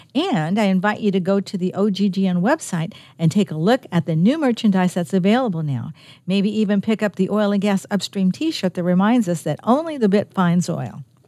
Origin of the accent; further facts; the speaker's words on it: California, United States; moved away as an adult; now in Virginia, United States; I'm from California. We don't have seasons